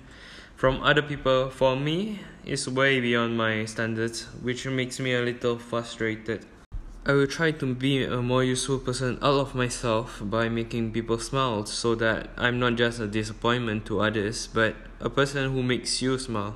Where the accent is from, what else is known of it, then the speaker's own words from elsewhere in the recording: Malaysia; I'm from Malaysia